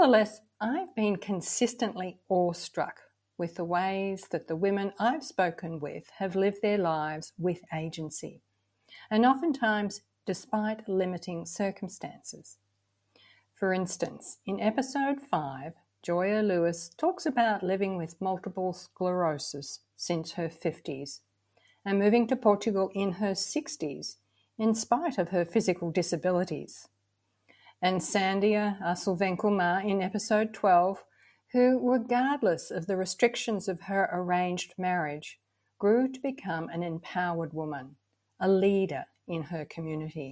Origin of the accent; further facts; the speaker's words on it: Victoria, Australia; moved away; my Australian childhood was somewhat ideal. Lots of freedom to be outdoors, always a feeling of safety and security. We lived about 2 hours southeast of Melbourne, in a small town.